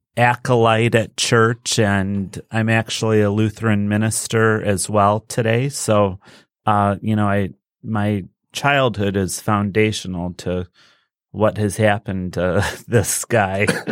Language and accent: English; Westland, Michigan, United States; also born or lived in Dearborn, Michigan / South Lyon, Michigan; I grew up in Westland until I was in s, uh, eighth grade.